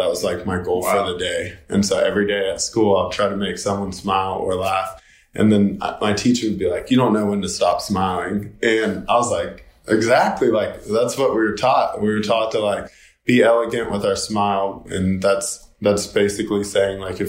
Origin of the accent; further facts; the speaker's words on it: Knoxville, Tennessee, United States; also born or lived in Murfreesboro, Tennessee; now in Nashville, United States; I grew up in Knoxville, Tennessee